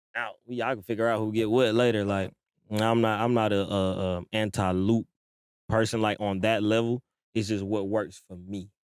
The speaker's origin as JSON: {"language": "English", "town": "Atlanta", "region": "Georgia", "country": "United States", "tie": "born or raised there", "also_born_or_lived": "New York / Stone Mountain / Lithonia / Harlem", "said": "I was born in New York. I was raised in Atlanta, though. I'm still, like, Stone Mountain, Latonia"}